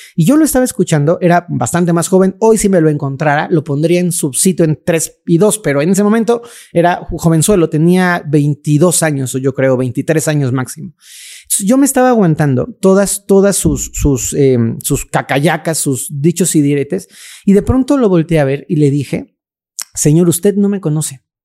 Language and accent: Spanish; Mexico City, Mexico; crecí en un pueblito que se llama Santa Cruz Acatlán, un pueblo muy bonito que ya se comió la Ciudad de México